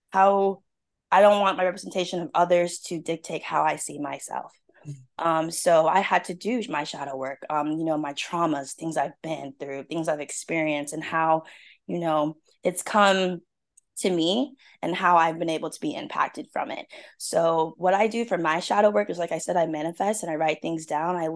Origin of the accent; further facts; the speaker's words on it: Seattle, Washington, United States; now in South Carolina, United States; So I'm originally from Seattle, Washington.